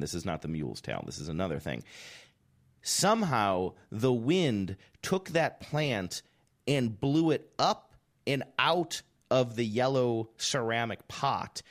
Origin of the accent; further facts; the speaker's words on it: Ohio, United States; also born or lived in New Hampshire / Seattle; now in California, United States; Growing up in Ohio